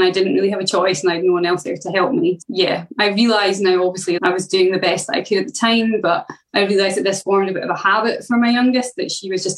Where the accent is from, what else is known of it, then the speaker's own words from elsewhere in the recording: Scotland, United Kingdom; I come from Scotland.